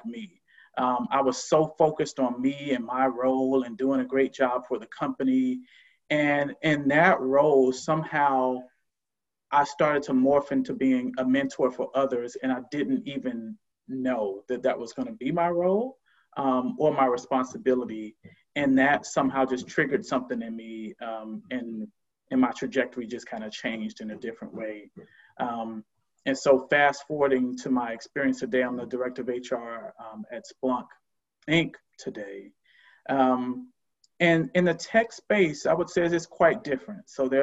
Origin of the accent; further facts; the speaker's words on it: Miami, Florida, United States; moved away as an adult; now in Oakland, United States; I'm originally from the South, originally from Miami, Florida, born and raised, and have lived out West for quite some time.